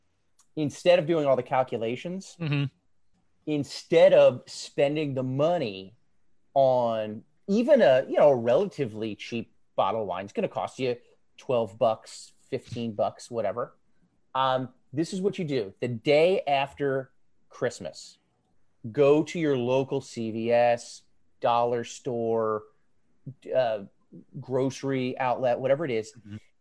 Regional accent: Pennsylvania, United States; I grew up in Pearl Jam, Pennsylvania. Very small town. People don't know it. It's not really incorporated anymore.

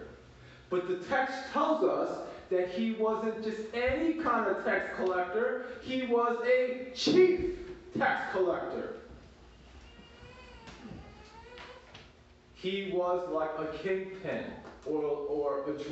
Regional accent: Baltimore, Maryland, United States; moved away as an adult; now in Atlanta, United States; When I was growing up in Baltimore City

